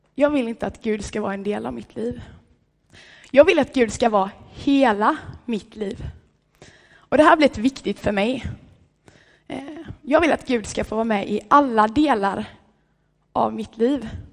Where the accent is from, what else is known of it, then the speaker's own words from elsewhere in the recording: Vallshult, Sweden; hemma i Vallshult där jag kommer ifrån